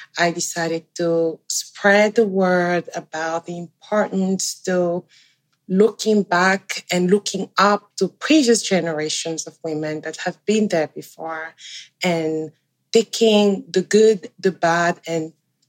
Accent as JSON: {"language": "English", "country": "Cameroon", "moved": "yes", "lives_now": "Canada", "said": "I'm originally from Central Africa, a country called Cameroon. It's bilingual like Canada, with French and English as the main languages. I immigrated here a little over 12 years ago"}